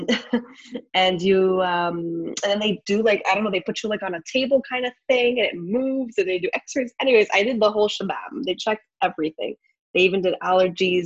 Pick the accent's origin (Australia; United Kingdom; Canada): Canada; also born or lived in Montreal; I live in Montreal. I'm from Canada.